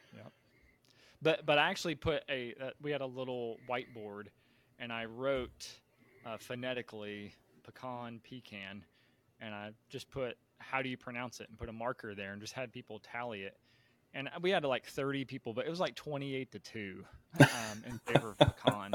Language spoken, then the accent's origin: English; Tennessee, United States; moved away as an adult; also born or lived in Texas; I grew up mostly in in Tennessee